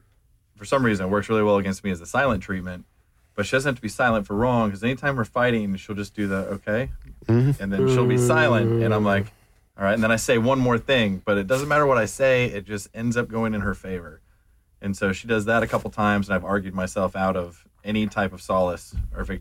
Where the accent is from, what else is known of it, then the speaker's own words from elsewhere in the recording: Seattle, Washington, United States; moved away as an adult; also born or lived in St. Louis / Texas; now in Atlanta, United States; I was born in St. Louis, grew up in Seattle